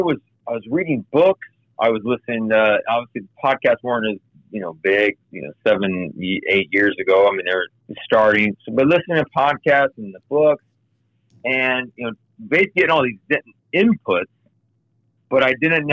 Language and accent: English; Kansas City, United States; moved away as an adult; also born or lived in Denver / Oklahoma; now in Cincinnati, United States; I grew up in Kansas City